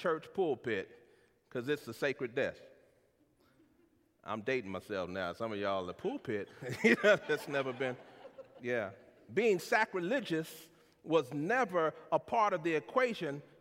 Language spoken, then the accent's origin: English; San Antonio, Texas, United States; I'm from San Antonio, Texas, the youngest of three siblings born to Wilbur and Luberta